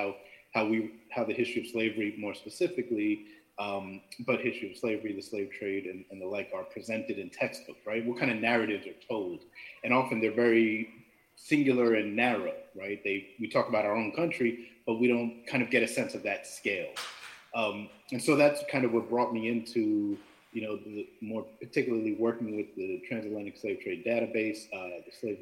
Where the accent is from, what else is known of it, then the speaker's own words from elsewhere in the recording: New York, United States; I'm originally from New York, mother's from Jamaica, father's from India